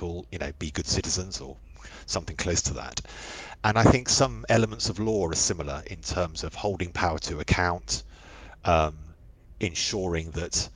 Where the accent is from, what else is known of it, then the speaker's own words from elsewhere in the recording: London, United Kingdom; I grew up in West London. We lived under the flight path of Heathrow